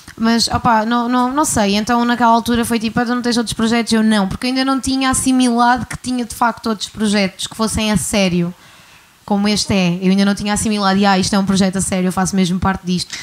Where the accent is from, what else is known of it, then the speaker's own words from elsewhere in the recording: Guimarães, Norte, Portugal; now in Algarve, Portugal; sou de Guimarães, mas estou no Algarve há algum tempo